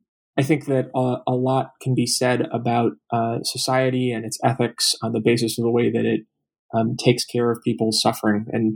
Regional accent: Minneapolis, Minnesota, United States; I'm originally from the Twin Cities, Minneapolis, Minnesota.

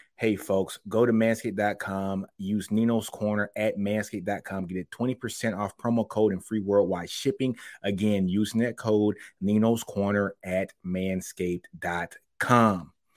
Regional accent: Shreveport, Louisiana, United States; Shreveport, Louisiana is my hometown

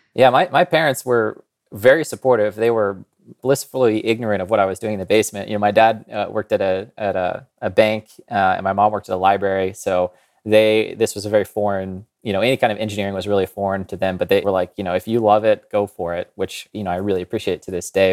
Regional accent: Kansas, United States; I grew up in Kansas

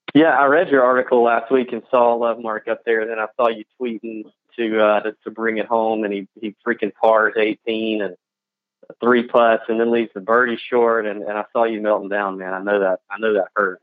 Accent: the South, United States; the two Southerners here with me and Pat talking slow and saying funny things

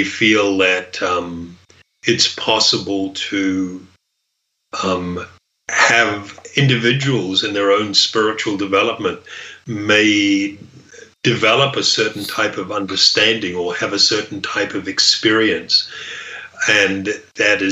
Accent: New Zealand; I grew up in New Zealand

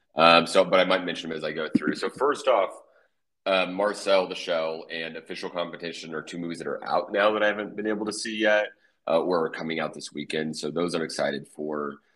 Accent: Oklahoma, United States; my home state of Oklahoma

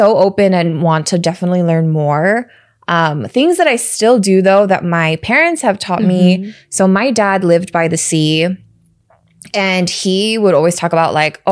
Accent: United States; also born or lived in Chicago / San Francisco Bay Area / Los Angeles; I grew up in America and I live here

